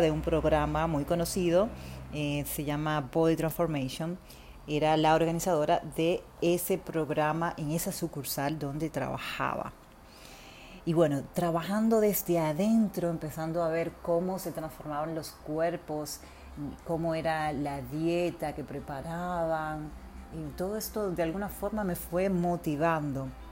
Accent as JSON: {"language": "Spanish", "country": "Dominican Republic", "tie": "born or raised there", "moved": "as an adult", "lives_now": "Buenos Aires, Argentina", "said": "Soy dominicana, viviendo en Buenos Aires actualmente, hace casi mm, ocho años"}